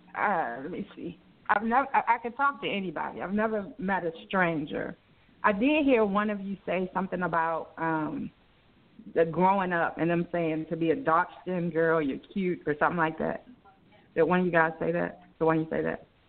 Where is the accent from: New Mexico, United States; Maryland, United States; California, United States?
Maryland, United States; Baltimore; moved away; I'm originally from Baltimore, uh, Maryland